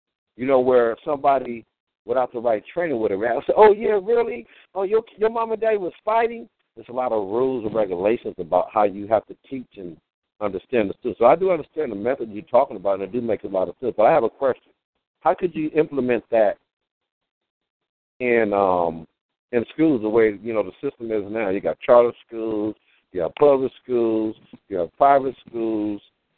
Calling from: Los Angeles, California, United States; I am calling from Los Angeles

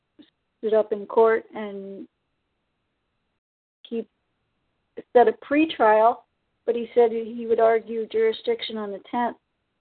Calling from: Ontario, Canada; No. I'm in from Ontario.

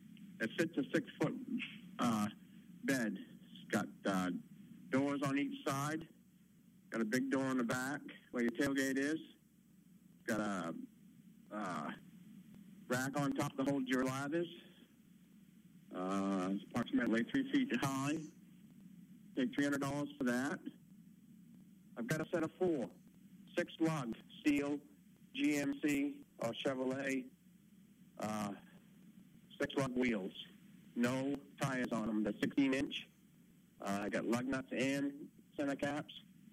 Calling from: Turner, Maine, United States; Turner, Maine.

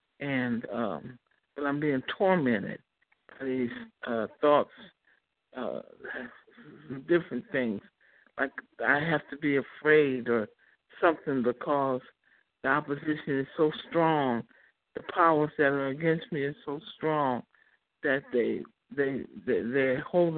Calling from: Chicago, Illinois, United States; I'm calling from Chicago.

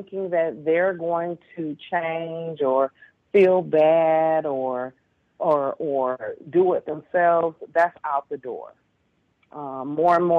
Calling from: Detroit, Michigan, United States; I'm calling from Detroit

